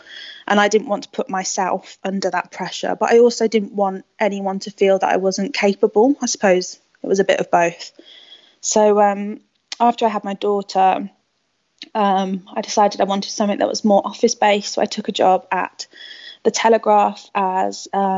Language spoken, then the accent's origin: English; Spain; also born or lived in England; So I grew up in Spain. I moved to Spain, well, my parents moved me to Spain when I was 8, and I was chucked into a Spanish school and kind of picked up the language really quickly.